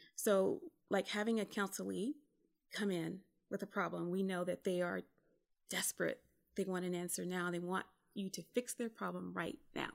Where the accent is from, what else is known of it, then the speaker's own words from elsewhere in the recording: South Carolina, United States; moved away as an adult; also born or lived in California; where I grew up in South Carolina